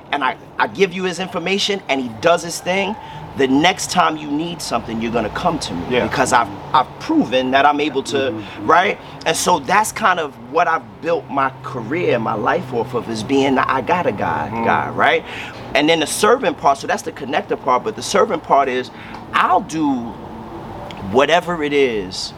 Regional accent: New York City, New York, United States; also born or lived in Bed-Stuy, Brooklyn; Technically, I'm from Crown Heights. I was born and raised at 1302 Pacific Street between New York and Nostrand

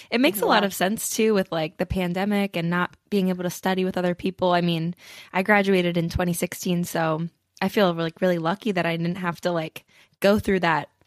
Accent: New Jersey, United States; now in Pittsburgh, United States; I'm from New Jersey originally, but I'm in Pittsburgh right now.

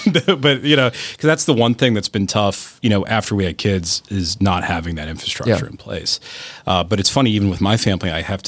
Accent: Cleveland, Ohio, United States; also born or lived in Chicago; It's not. I've lived in Chicago and I grew up in Cleveland. It's not that cold.

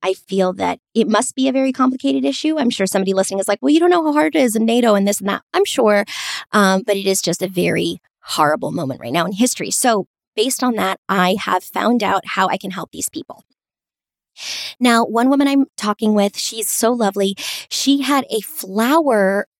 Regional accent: Montgomery County, Maryland, United States; growing up in Montgomery County, Maryland

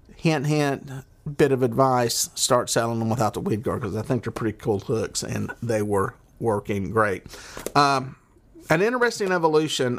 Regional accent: the South, United States; accent: southern; I got my southern accent

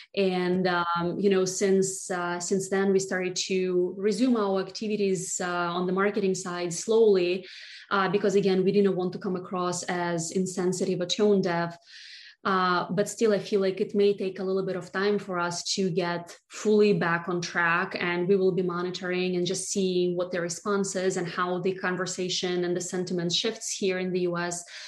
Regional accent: Russia; moved away as an adult; now in United States

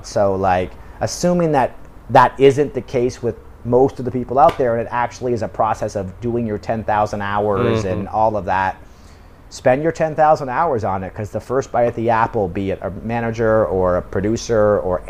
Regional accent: United Kingdom; now in South Korea; But I'm British and I'm living in South Korea

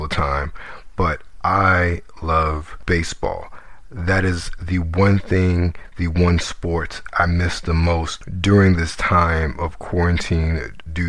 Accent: Baltimore, Maryland, United States; moved away; I'm originally from Baltimore, and the Orioles are such a part of my childhood

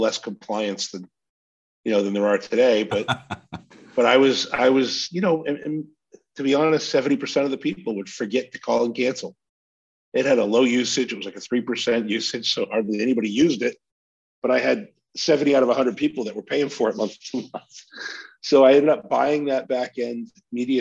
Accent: Maine, United States; where I grew up in Maine.

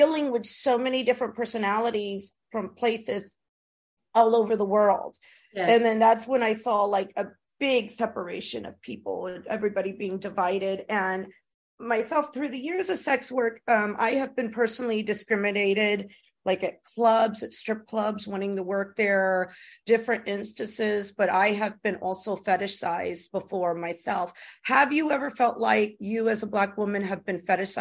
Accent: New York, United States; moved away; also born or lived in Texas; I'm the New Yorker

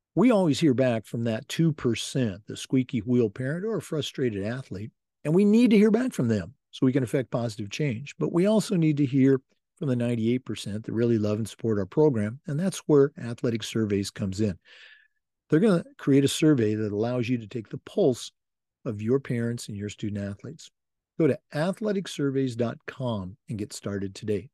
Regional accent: United States; also born or lived in Oregon / Washington; now in Florida, United States; I grew up in Oregon and Washington

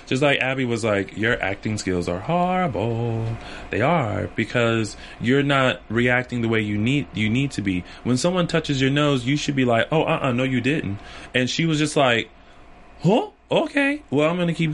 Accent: the South, United States; I'm from the South

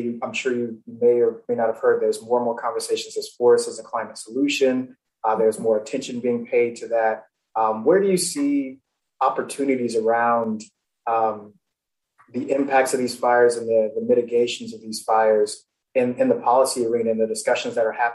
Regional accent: Florida, United States; moved away; also born or lived in Nebraska; I'm originally from Florida

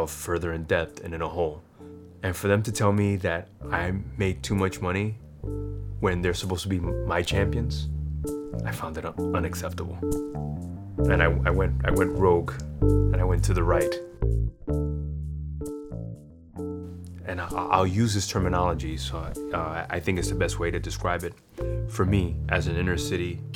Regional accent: New York City, New York, United States; also born or lived in South Bronx, New York; We moved to Corona, Queens

